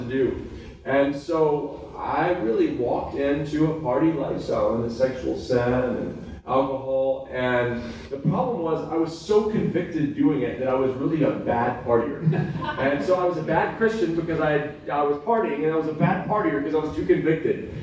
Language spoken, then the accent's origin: English; Texas, United States; now in San Diego, United States; I'm still a Texan, although I traded my cowboy boots for some Vans. I love our roots here in Texas